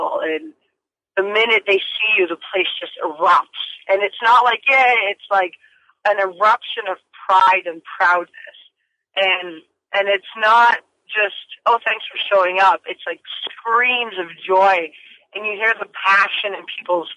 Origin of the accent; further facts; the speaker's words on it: Vancouver, British Columbia, Canada; BC Place in Vancouver because that's my hometown